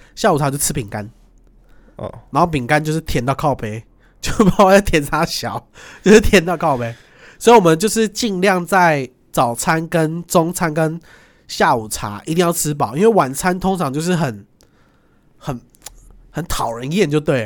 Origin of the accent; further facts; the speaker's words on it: Taiwan; 我台湾人呢